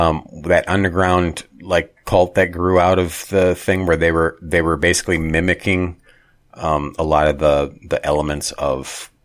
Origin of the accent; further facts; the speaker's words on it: Minnesota, United States; growing up in Minnesota in a Lutheran background, not hardcore religious, but Lutheran.